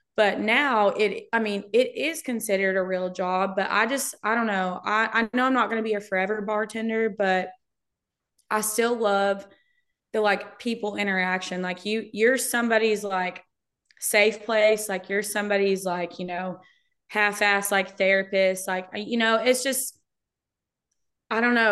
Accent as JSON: {"language": "English", "town": "Brownsboro", "region": "Texas", "country": "United States", "tie": "born or raised there", "moved": "yes", "said": "my hometown is. It's Brownsboro. It's a suburb of Tyler"}